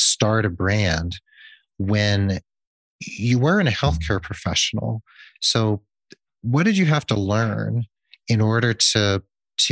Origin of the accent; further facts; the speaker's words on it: New England, United States; I'm from New England too